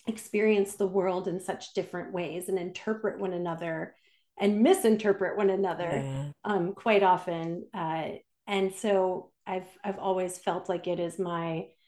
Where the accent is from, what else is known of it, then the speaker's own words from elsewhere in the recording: Detroit, Michigan, United States; I'm US citizen, born and raised in Detroit, Michigan